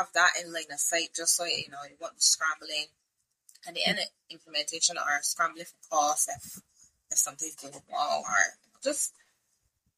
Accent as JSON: {"language": "English", "country": "Barbados", "said": "I'm from Barbados."}